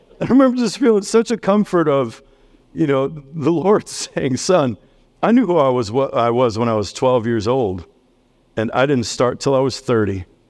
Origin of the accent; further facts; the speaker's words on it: New York City, New York, United States; now in Millersburg, United States; I'm from New York City.